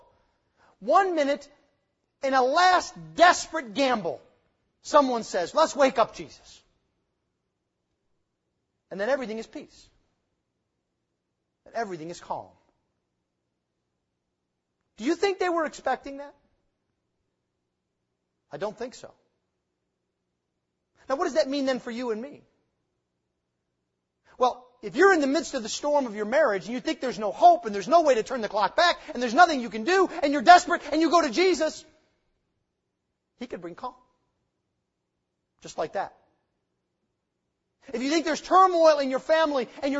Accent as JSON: {"language": "English", "country": "United States", "said": "as American 21st century Christians"}